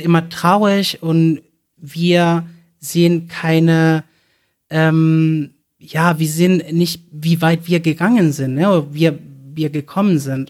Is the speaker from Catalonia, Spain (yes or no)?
yes; Barcelona, Catalonia, Spain; first language Spanish; German is a second language; moved away as an adult; now in Cologne, Germany; ich komme ursprünglich aus Barcelona, Spanien. Ähm, ich lebe jetzt seit November in Deutschland, in Köln.